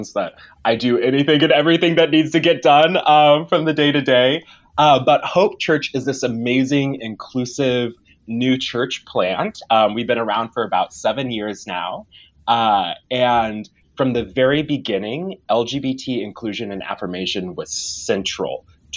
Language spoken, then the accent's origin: English; Bartonville, Illinois, United States; now in Bloomington, United States; I grew up in Bartonville, Illinois, which is right outside of Peoria, but I moved to Bloomington for school.